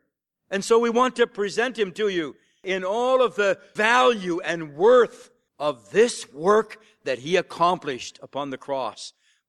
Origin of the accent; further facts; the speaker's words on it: Sarnia, Ontario, Canada; when I grew up there down near Sarnia, Ontario, on a small farm